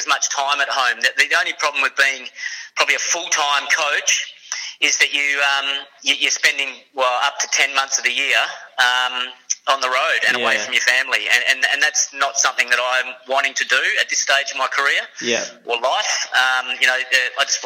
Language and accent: English; Perth, Western Australia, Australia; that's my hometown Perth